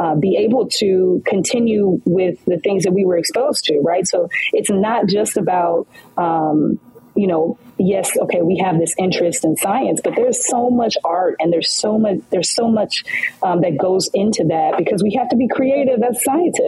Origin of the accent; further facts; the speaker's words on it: Detroit, Michigan, United States; also born or lived in Louisiana; So we are both from Detroit, Michigan, and proud graduates